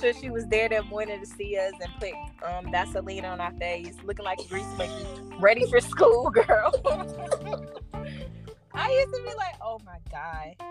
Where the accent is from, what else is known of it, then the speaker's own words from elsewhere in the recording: North Carolina, United States; I am from North Carolina